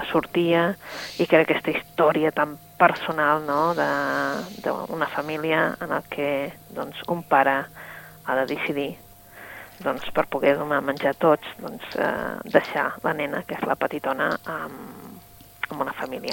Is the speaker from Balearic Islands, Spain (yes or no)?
no; Catalonia, Spain; nosaltres sentíem que som catalans